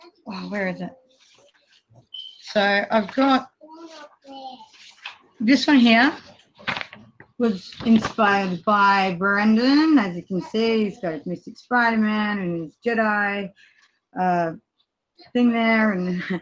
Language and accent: English; Australia; I'm from Australia. It's really hot here at the moment